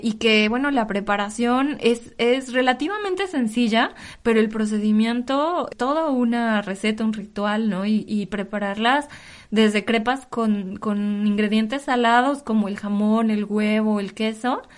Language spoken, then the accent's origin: Spanish; State of Mexico, Mexico; moved away as an adult; now in Paris, France; de donde yo soy, de, en el Estado de México